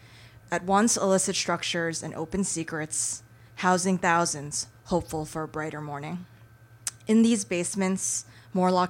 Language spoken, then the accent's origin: English; New York City, New York, United States; I was born in Bayside, my father in Bed-Stuy